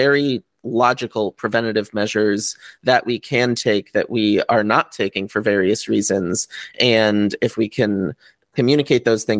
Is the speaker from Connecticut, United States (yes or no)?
yes; Connecticut, United States; moved away as an adult; now in California, United States; I grew up in Connecticut